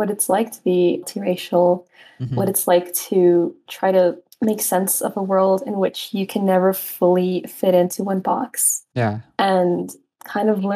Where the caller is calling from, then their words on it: Quito, Pichincha, Ecuador; I'm calling from Quito, Ecuador